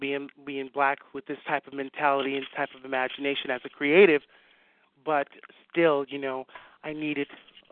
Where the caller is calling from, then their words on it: Lakeland, Florida, United States; I am calling from actually Lakeland right now. I'll be on my way to Tampa in about tomorrow. But right now, Lakeland.